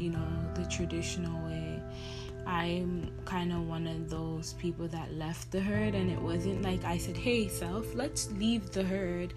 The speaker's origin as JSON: {"language": "English", "town": "Toronto", "region": "Ontario", "country": "Canada", "said": "I was from Toronto"}